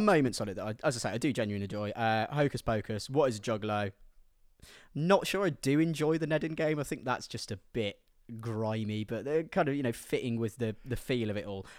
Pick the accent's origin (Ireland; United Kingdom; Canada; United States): United Kingdom; Midlands; I'm from the Midlands